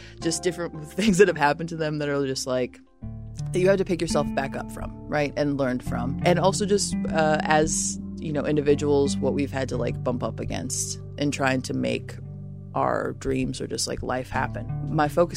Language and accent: English; Chicago, Illinois, United States; also born or lived in Lombard, Illinois; I'm originally from the suburbs. My mom was out in Lombard. My dad was down in Hyde Park growing up